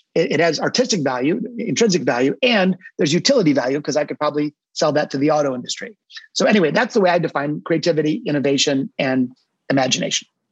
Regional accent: Detroit, Michigan, United States; now in Naples, United States; my hometown of Detroit, Michigan, not Naples where I am today, but I'm a hardcore Detroiter

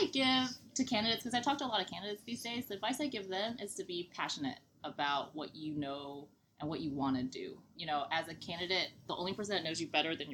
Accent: Nashville, Tennessee, United States; accent: twang; moved away as an adult; now in New Jersey, United States; I'm from Nashville, Tennessee, in case you couldn't tell by my little twang.

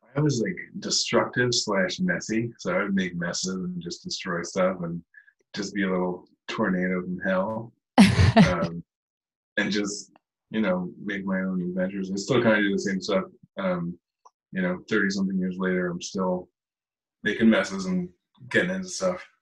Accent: Wall, New Jersey, United States; I grew up in Wall, went to Allenwood School, went to Wall Intermediate, Wall High School

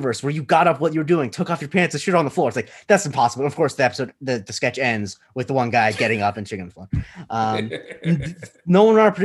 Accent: Florida, United States; I'm from Florida

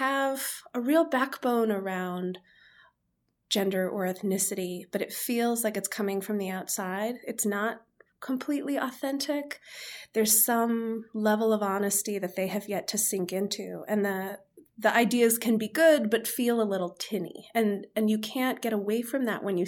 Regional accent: Chicago suburbs, Illinois, United States; moved away; I was born in the Chicago suburbs and the sky is gray for 8 months of the year

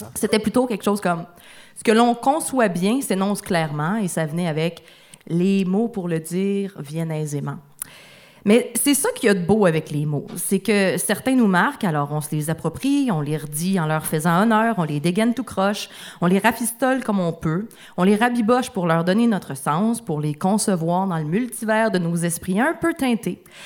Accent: Rouyn-Noranda, Quebec, Canada; dans, la ville où j'ai grandi, à Rwanda, il y avait un café littéraire par mois

